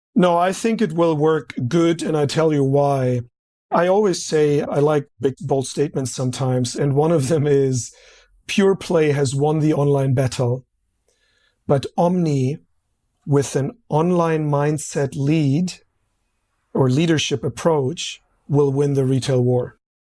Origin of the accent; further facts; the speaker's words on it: Berlin, Germany; moved away as an adult; now in Australia; I grew up in East Germany and the communist side